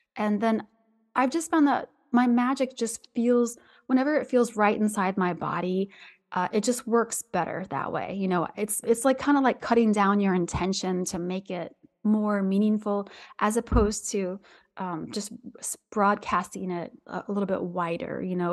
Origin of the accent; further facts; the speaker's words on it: Southwest Ohio, United States; I'm from Southwest Ohio